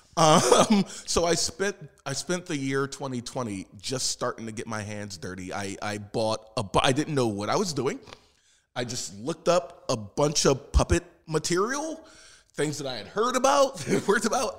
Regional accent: Philadelphia, Pennsylvania, United States; moved away; I am originally from South Philadelphia, Pennsylvania

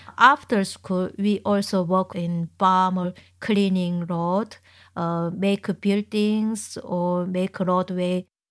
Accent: Chongjin, North Hamgyong, North Korea; English is a second language; moved away as an adult; now in Manchester, United Kingdom; my hometown is in Chungjin

